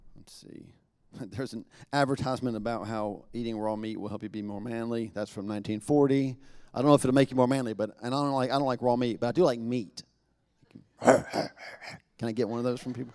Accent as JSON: {"language": "English", "region": "the South", "country": "United States", "said": "we're from the South"}